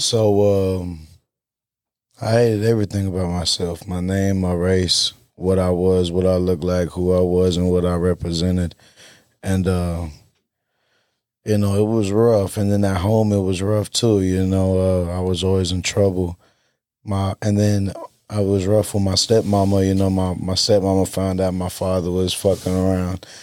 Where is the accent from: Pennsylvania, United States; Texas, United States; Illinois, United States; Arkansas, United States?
Texas, United States; South Side; I'm from the South Side